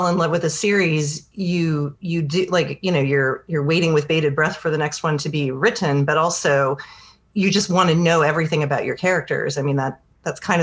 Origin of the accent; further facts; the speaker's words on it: United States; obviously we're American